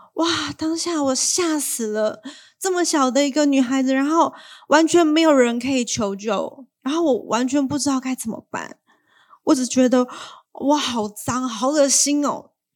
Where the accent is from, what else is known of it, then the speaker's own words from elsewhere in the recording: Taiwan; accent: Waishengren (Mainlander) Mandarin; 我从小就是在一个回教的家庭长大的，然后我是个外省人 ，大家听我的口音就可以听得出来，其实我本来是不会讲台语